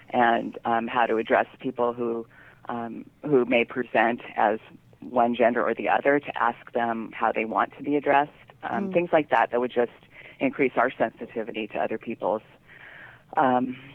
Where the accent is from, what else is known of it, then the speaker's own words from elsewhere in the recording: San Francisco, California, United States; And um, it's about growing up in the Haight-Ashbury in the 60s with this crazy mother who took me all around the world.